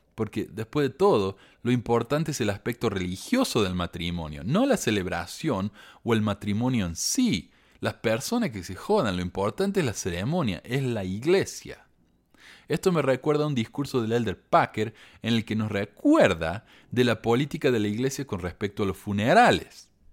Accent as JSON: {"language": "Spanish", "region": "Córdoba", "country": "Argentina", "tie": "born or raised there", "said": "Yo, yo soy de Argentina, ¿verdad? Cuando yo era chico, en la iglesia hacíamos viajes al templo una vez al año. Contratábamos un, autobús, un camión, y íbamos a la, al templo, nos llevaba 12 horas de viaje de Córdoba hasta Buenos Aires"}